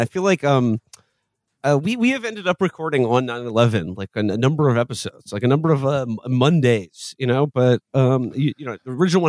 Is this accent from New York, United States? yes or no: yes; New York, United States; my home state of New York